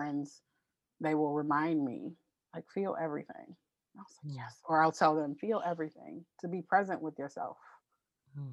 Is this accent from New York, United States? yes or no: no; Los Angeles, California, United States; the street that I grew up on in Los Angeles